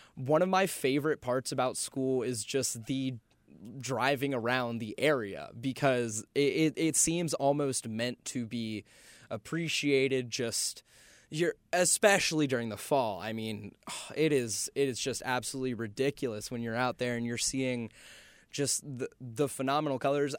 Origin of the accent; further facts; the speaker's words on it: Charlotte, North Carolina, United States; moved away as an adult; now in Boone, United States; I grew up in Charlotte for most of my life up until I went off to school